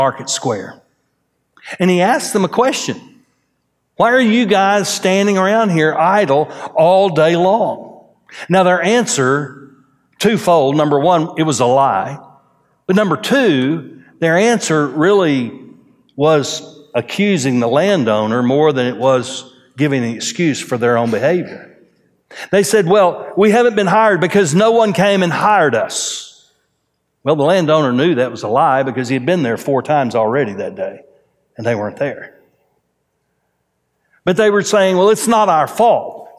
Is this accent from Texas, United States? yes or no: yes; Groves, Texas, United States; now in Conroe, United States; I was raised in Groves, Texas.